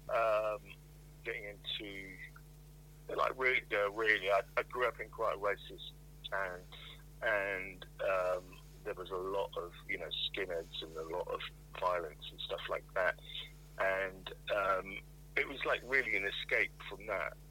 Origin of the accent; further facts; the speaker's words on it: Plymouth, South West England, United Kingdom; moved away; also born or lived in London; I was growing up in Plymouth. I was going to school in Plymouth